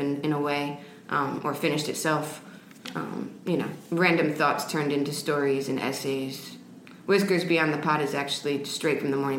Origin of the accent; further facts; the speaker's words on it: Westchester, New York, United States; also born or lived in Venezuela; I'm from New York, actually.